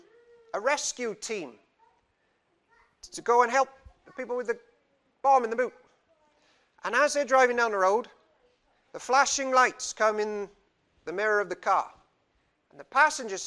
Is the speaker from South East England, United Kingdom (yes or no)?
no; Cardiff, Wales, United Kingdom; I'm from Cardiff, and in Cardiff there are many, many, many religions